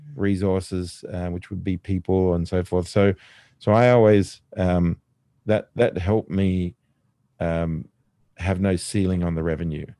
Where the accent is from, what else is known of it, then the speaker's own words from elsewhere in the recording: Australia; me, being Australian